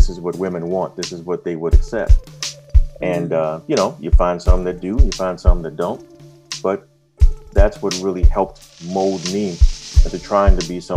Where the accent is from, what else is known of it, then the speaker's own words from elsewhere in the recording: Chicago, Illinois, United States; moved away as an adult; also born or lived in Los Angeles; now in Florida, United States; We grew up in Inglewood, right off of 63rd and Racine